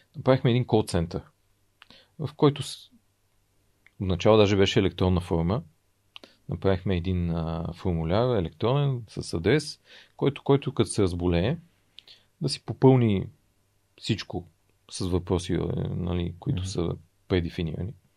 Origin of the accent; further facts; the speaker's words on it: Bulgaria; за мен е като осъзнат българин и като човек, който му, аз и харесвам България